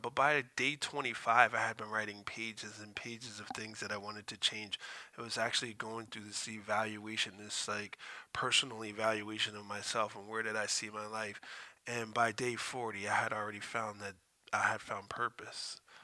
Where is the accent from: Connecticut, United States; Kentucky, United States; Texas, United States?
Connecticut, United States; Stamford; I grew up in a project called Friendship House